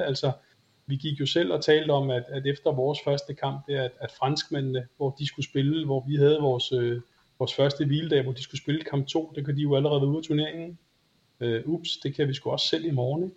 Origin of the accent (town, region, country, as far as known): Denmark